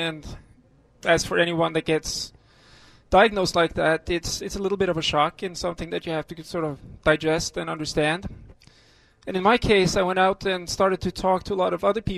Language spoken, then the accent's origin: English; Norway; moved away as an adult; also born or lived in United States; now in Boston, United States; I was born and raised in a country that's the last stop before the North Pole. It's called Norway